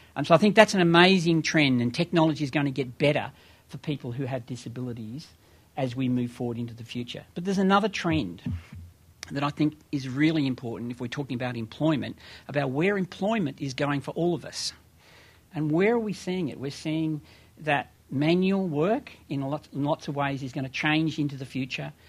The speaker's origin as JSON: {"language": "English", "country": "Australia", "moved": "as an adult", "lives_now": "United States", "said": "as an Australian who came here um, two and a half years ago"}